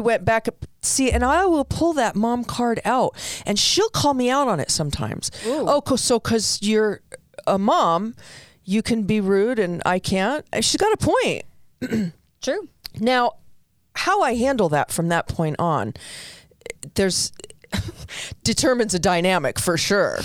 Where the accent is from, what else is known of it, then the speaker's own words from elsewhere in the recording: New York City, New York, United States; When I was young, growing up in the Bronx, I came from an Italian family.